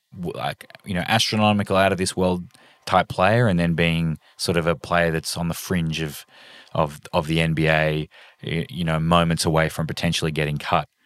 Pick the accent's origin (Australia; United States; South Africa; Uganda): Australia; I'm Australian